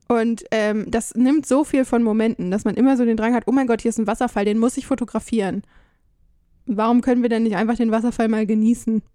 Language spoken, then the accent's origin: German; Germany; moved away; als Deutscher